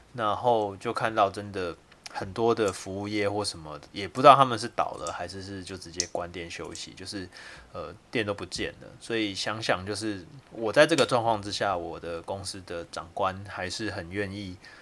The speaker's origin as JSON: {"language": "Chinese", "region": "Kaohsiung", "country": "Taiwan", "also_born_or_lived": "Yilan", "said": "我是高雄人"}